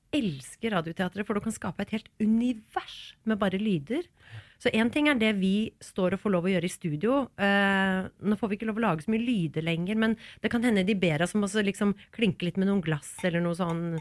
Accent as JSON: {"language": "Norwegian", "town": "Stavanger", "region": "Rogaland", "country": "Norway", "said": "Hadde vi vært i Stavanger nå og gjort et intervju eh, der, eh, så hadde jeg snakka"}